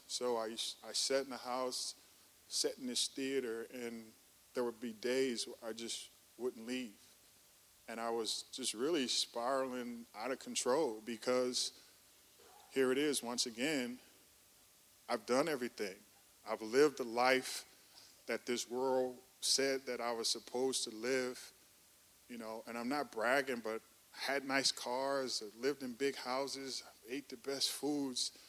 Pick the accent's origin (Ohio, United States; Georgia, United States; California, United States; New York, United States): California, United States; Oakland; moved away as an adult; also born or lived in Chicago, Illinois; now in Atlanta, United States; I grew up in Oakland, California. Uh, that's Northern California, Bay Area